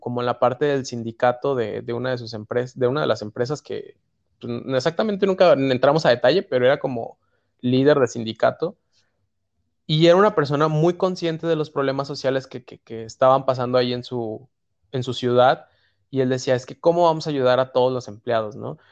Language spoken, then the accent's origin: Spanish; Mexico; nos recibieron a cuatro mexicanos. Era cuatro mexicanos